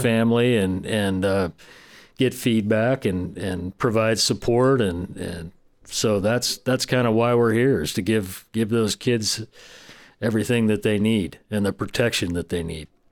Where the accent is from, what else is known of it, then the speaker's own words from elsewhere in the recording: Del Norte County, California, United States; I grew up in Del Norte County. I have strong roots here